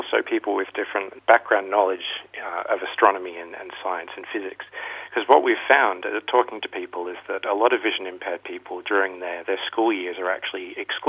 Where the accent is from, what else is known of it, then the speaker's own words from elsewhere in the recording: Australia; moved away; I'm from Australia originally